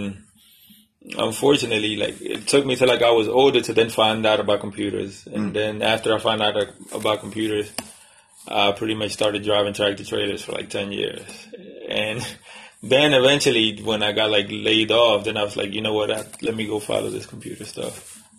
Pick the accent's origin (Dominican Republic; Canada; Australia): Dominican Republic; moved away; Well, when I came from the Dominican Republic, it was 10 of us in the house.